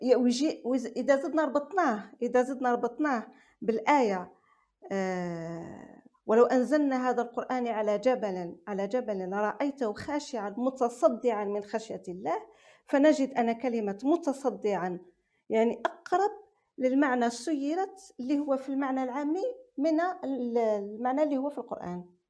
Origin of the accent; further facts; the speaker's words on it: Algeria; accent: Algerian dialect; احنا عندنا في لهجتنا في الجزائر